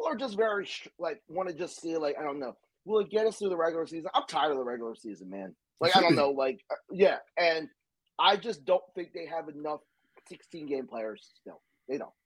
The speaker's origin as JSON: {"language": "English", "town": "Philadelphia", "region": "Pennsylvania", "country": "United States", "said": "I'm from Philadelphia."}